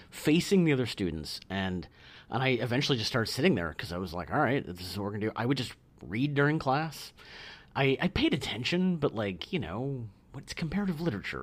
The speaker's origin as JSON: {"language": "English", "region": "Iowa", "country": "United States"}